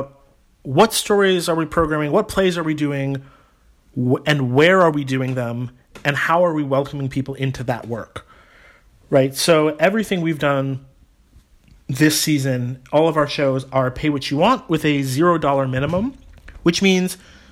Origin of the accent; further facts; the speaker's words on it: Somerville, Massachusetts, United States; I am local. I grew up in Somerville